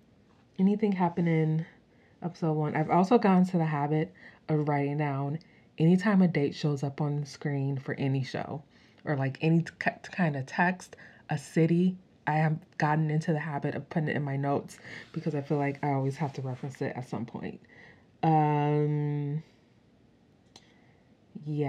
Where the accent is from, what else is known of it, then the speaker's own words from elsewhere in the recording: United States; I'm not from like England or like the UK or anything, I'm from America